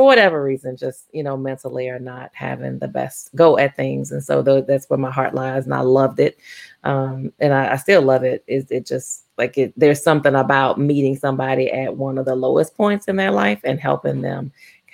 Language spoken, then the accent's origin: English; Baton Rouge, Louisiana, United States; moved away as an adult; now in Oklahoma, United States; I am born and raised in Baton Rouge, Louisiana.